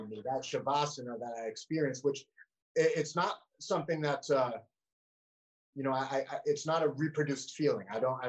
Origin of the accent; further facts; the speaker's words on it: Vermont, United States; I think we're second. I think Vermont is second whitest